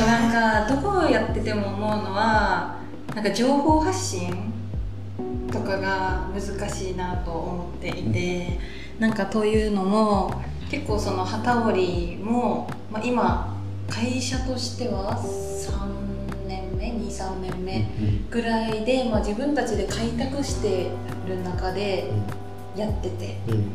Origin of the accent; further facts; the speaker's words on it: Kagoshima, Japan; also born or lived in Kanagawa; 地元好きだなっていう感情があって今戻ってきたのが